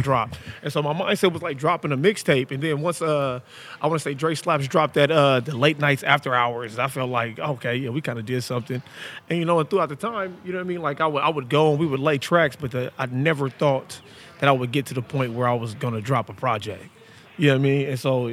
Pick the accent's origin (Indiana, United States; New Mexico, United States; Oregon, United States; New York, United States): Oregon, United States; Portland; I'm from Portland, Oregon